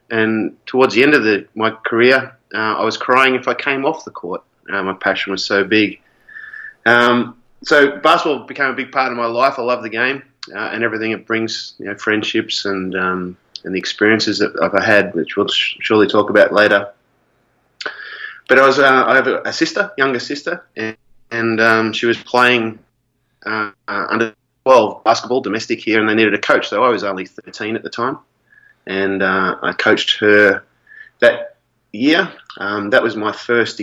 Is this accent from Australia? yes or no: yes; Melbourne, Victoria, Australia; I'm from Melbourne, Australia